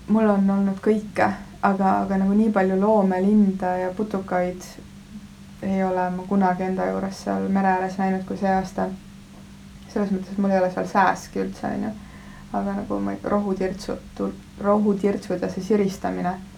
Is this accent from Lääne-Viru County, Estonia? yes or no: yes; Viru-Nigula area, Lääne-Viru County, Estonia; ma olen sealt kandist pärit, Mahu küla on seal lähedal ja Kunda